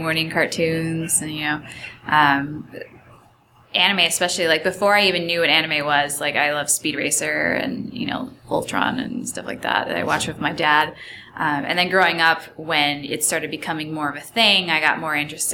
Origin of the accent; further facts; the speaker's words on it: Chicago, Illinois, United States; moved away as an adult; now in Los Angeles, United States; I'm originally from Chicago, so I had just moved to LA about 3 or 4 years ago